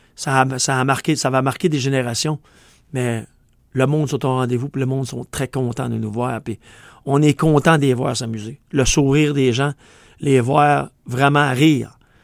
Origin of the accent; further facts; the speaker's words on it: Quebec, Canada; accent: Québec; On a une langue qui est unique au monde, parce qu'on a de l'anglais avec nous autres, puis du français, mais avec notre accent du Québec